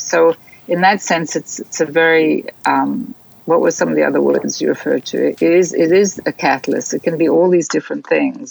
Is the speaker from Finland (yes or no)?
no; South Africa; growing up in South Africa, which I think is a very important part of my my DNA.